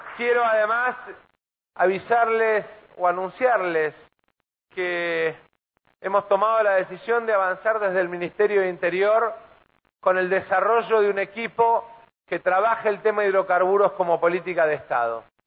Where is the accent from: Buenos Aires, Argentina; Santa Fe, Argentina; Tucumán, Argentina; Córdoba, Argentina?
Buenos Aires, Argentina; Buenos Aires Province, Argentina; lo digo como bonaerense